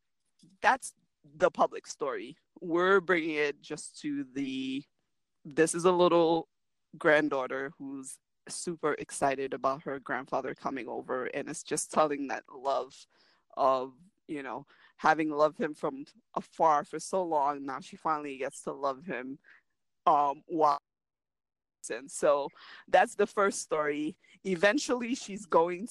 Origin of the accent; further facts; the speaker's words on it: New York City, New York, United States; I am Brooklyn Haitian. I grew up on Flatbush